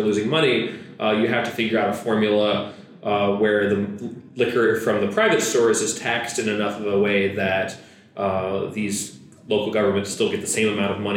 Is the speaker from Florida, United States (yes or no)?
yes; Florida, United States; now in North Carolina, United States; growing up in Florida, we had drive-through liquor stores